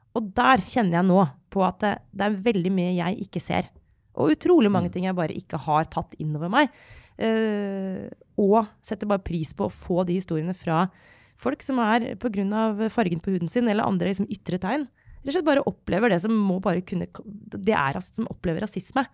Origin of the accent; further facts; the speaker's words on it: Norway; jeg har vokst opp i Norge på 90-tallet og 2000-tallet